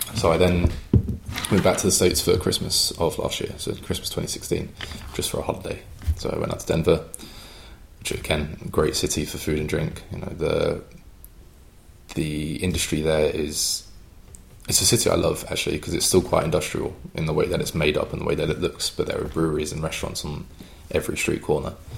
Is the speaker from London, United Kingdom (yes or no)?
yes; London, United Kingdom; accent: English; moved away as an adult; also born or lived in Cheltenham; coming from and growing up in the London area